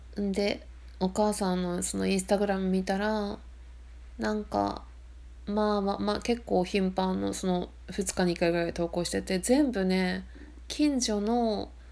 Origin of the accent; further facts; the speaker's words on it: Akita, Japan; also born or lived in Sendai, Miyagi; now in Shimane Prefecture (remote island), Japan; 私秋田県出身なんで東北で寒いとこでね生まれてき育ってるから